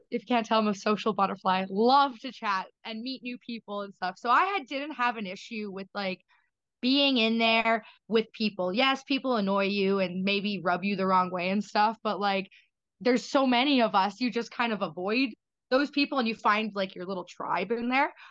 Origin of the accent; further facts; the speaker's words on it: Canada; as a Canadian